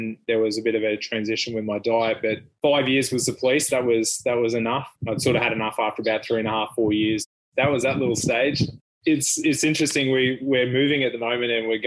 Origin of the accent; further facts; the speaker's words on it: Bundaberg, Queensland, Australia; also born or lived in Finland; I grew up in Bundy and went to school and did everything here